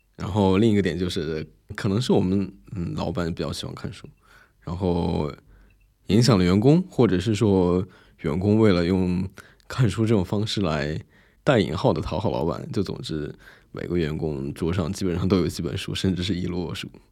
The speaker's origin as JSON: {"language": "Chinese", "country": "China", "said": "作为一个中国人"}